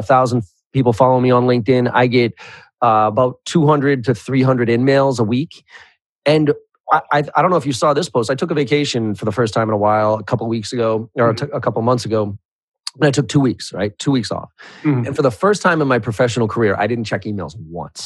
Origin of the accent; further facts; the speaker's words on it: Boston, Massachusetts, United States; I'm from Boston